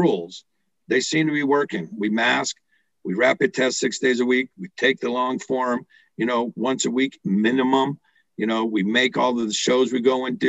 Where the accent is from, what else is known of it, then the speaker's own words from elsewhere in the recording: United States; I'm still an American